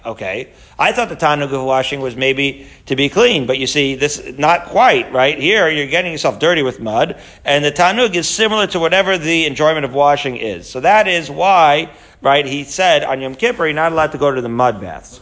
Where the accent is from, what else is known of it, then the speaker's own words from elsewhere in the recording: Haifa, Haifa District, Israel; moved away; when I was growing up in Israel in Haifa